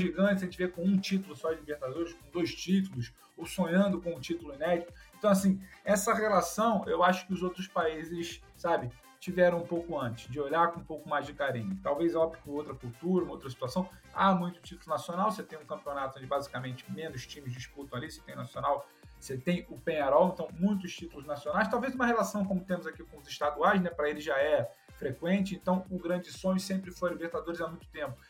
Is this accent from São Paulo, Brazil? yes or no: no; Rio de Janeiro, Brazil; nós que somos do Rio de Janeiro, eu, você, Carioca